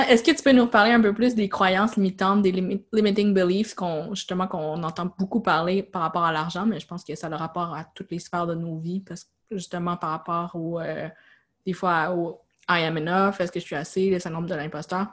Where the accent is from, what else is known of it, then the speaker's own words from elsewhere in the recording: Quebec, Canada; en tant que Québécois, on n'est pas habitué de payer